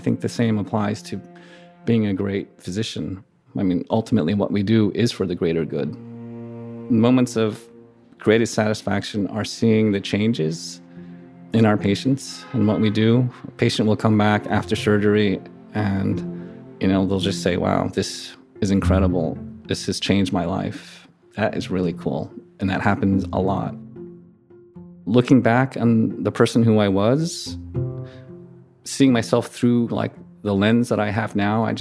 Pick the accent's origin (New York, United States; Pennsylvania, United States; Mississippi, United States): New York, United States; New York City; I grew up in Queens, went to public school